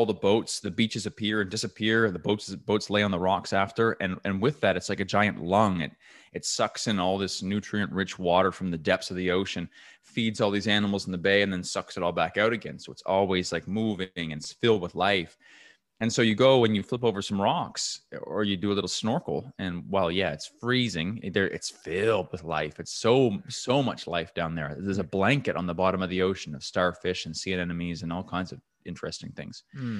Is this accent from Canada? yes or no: yes; New Brunswick, Canada; So I grew up in New Brunswick, Canada, which is right above Maine in North America.